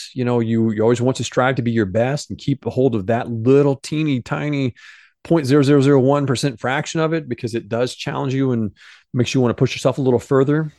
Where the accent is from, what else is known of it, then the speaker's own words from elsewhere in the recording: Benton, Illinois, United States; moved away; John Malkovich, came from my hometown. He grew up in the very same town that I grew up